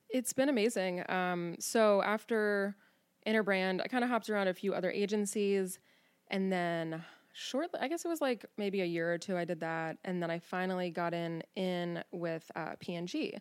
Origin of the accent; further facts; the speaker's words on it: Cincinnati, Ohio, United States; now in Newport, Kentucky, United States; born and raised in Cincinnati. I grew up on the West Side